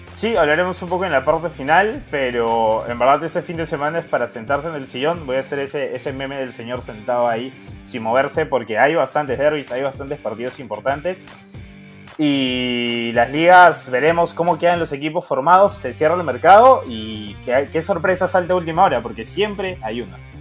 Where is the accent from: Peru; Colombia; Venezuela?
Peru; somos peruanos